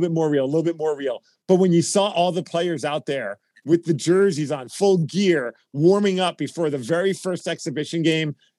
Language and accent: English; New York City, New York, United States; now in Seattle, United States; I did roller hockey uh, growing up in Brooklyn, New York